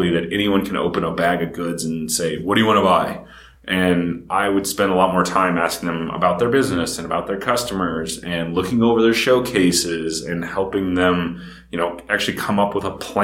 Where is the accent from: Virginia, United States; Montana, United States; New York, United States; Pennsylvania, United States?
Montana, United States; Big Sky Country; moved away; also born or lived in Columbus, Ohio; Growing up in Big Sky Country, it's totally different.